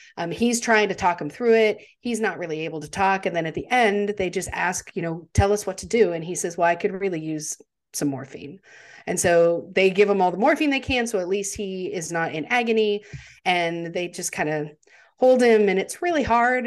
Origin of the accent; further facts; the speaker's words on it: United States; as an American, uh, you know, we learn about World War Two